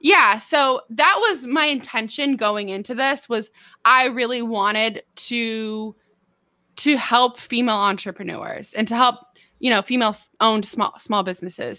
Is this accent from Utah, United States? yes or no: no; Merced, California, United States; moved away as an adult; also born or lived in San Diego, California; now in Arkansas, United States; I grew up in Merced, California